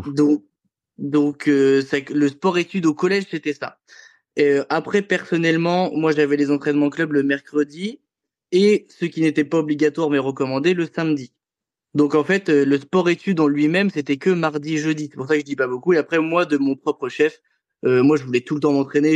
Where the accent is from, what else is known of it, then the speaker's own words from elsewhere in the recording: Avranches, Normandy, France; also born or lived in Condé-sur-Vire / Caen; j'étais toujours au club d'Avranches